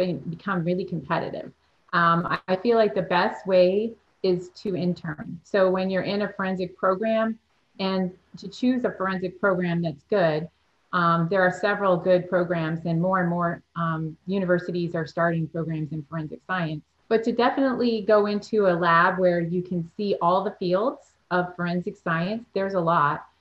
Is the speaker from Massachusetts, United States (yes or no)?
yes; Massachusetts, United States; moved away as an adult; now in Florida, United States; I grew up in Massachusetts and moved to Florida to come to college